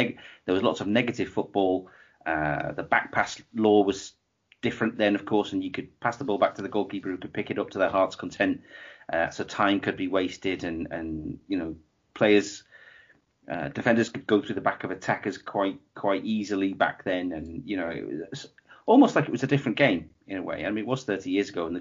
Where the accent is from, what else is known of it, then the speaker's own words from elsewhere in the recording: England, United Kingdom; myself being English